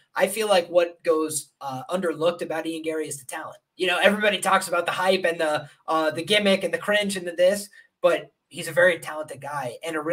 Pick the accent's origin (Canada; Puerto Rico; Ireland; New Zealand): Ireland; I'm Irish